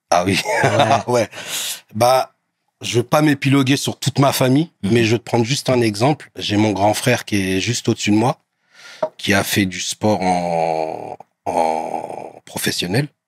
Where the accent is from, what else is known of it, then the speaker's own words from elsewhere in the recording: Bondy, Île-de-France, France; je viens de Bondy.